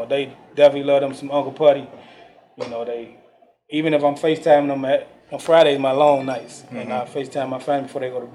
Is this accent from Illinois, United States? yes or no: yes; Chicago, Illinois, United States; now in Atlanta, United States; growing up in Englewood, Chicago